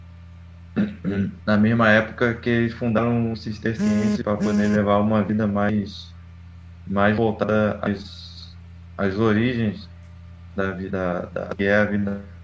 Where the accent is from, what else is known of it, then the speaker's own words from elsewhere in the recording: Rio de Janeiro, Brazil; Sou, sou carioca, de Campo Grande. Capital do Rio, Campo Grande